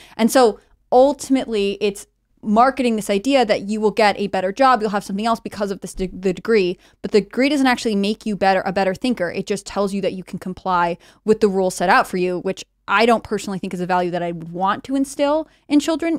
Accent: Connecticut, United States; I grew up in Connecticut, Blue State.

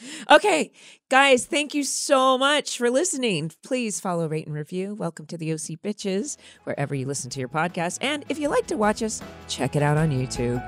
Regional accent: California, United States; growing up in California

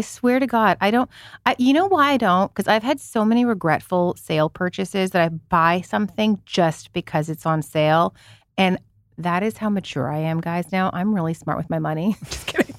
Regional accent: Canada; moved away; as a Canadian who never celebrated Thanksgiving, even the Canadian one, 'cause my parents were not Canadian. They were, you know, European

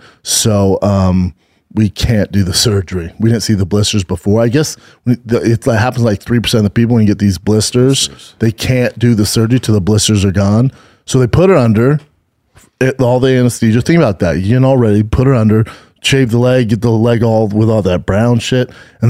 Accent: Denver, Colorado, United States; now in California, United States; Your boy is fresh off the plane from my hometown of Denver, Colorado.

